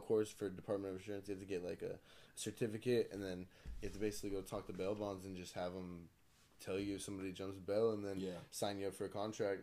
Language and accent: English; Blythe, California, United States; growing up in California, and I grew up in Blythe, so it was even like a smaller town